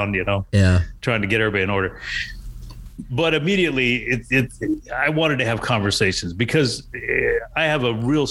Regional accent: San Antonio, Texas, United States; I grew up in San Antonio

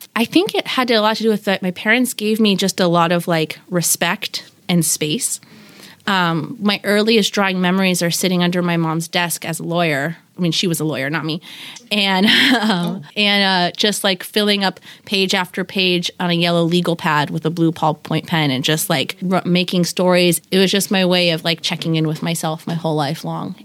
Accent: Seattle, Washington, United States; also born or lived in Bremerton / Tacoma / New York; the Seattle I knew as a child that I walked around with with my parents

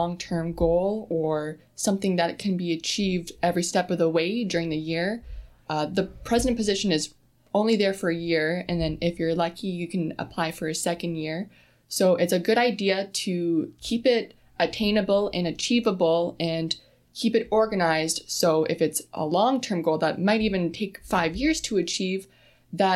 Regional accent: Sault Ste. Marie, Ontario, Canada; I'm born and raised in Sault Ste. Marie

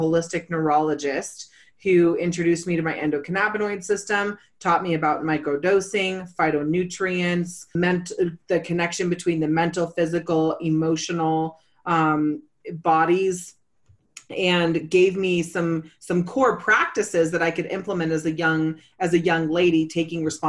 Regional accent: California, United States; I'm originally from California.

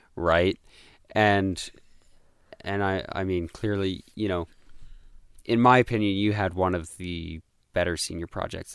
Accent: Canada; moved away; I'm not American

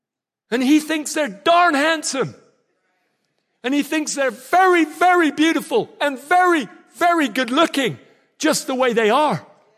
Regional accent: Nigeria; that means he sounds an awful lot like my friends I grew up with in Nigeria.

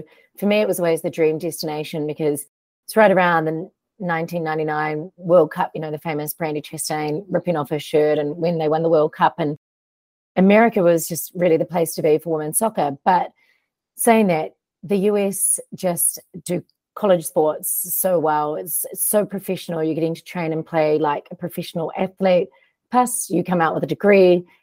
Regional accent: New Zealand; also born or lived in United States; I went to college on a soccer scholarship in the US as a Kiwi

